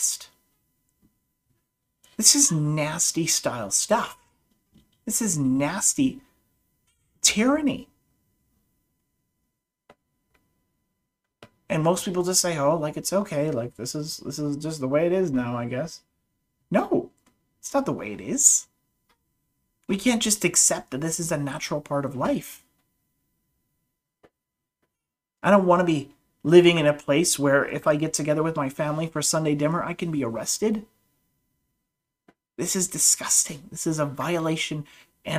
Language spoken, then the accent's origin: English; Canada; I'm a Canadian